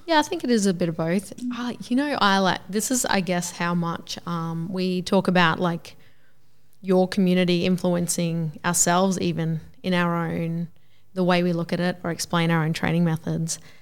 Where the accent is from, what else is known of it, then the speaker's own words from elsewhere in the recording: Gympie, Queensland, Australia; also born or lived in Toowoomba; I grew up in Gympie and then we moved away to Toowoomba for twelve years.